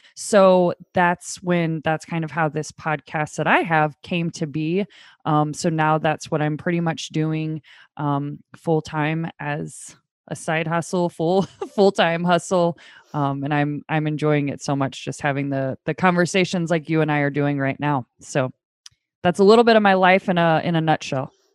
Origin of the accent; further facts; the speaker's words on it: St. Louis, Missouri, United States; I am from Saint Louis.